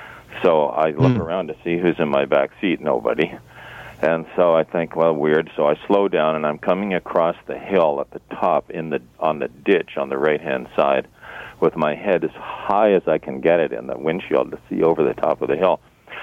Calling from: Toronto, Ontario, Canada

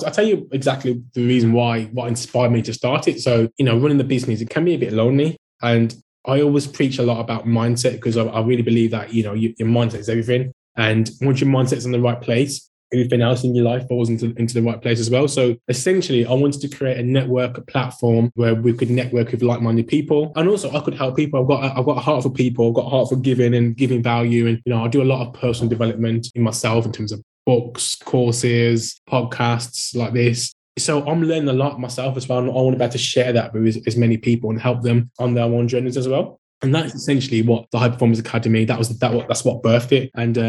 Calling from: Wolverhampton, West Midlands, United Kingdom; Yes. Hi, Ian. Wolverhampton.

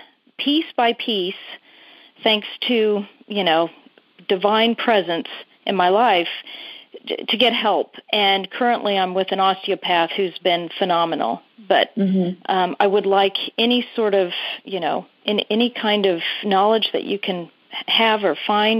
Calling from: Sheffield, Massachusetts, United States; I'm calling from Sheffield, Mass.

